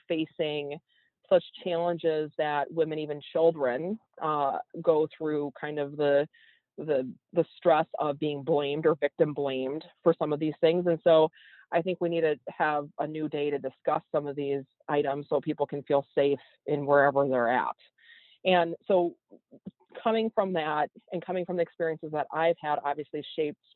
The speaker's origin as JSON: {"language": "English", "region": "Wisconsin", "country": "United States", "tie": "born or raised there", "said": "growing up in Wisconsin in a more rural area"}